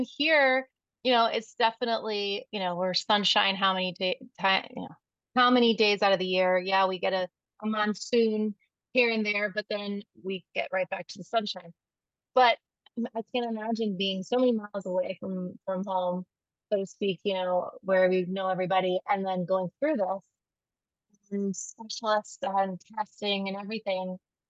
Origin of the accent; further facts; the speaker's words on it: Northeast, United States; And growing up in the Northeast, like I think of, I'm thinking of tennis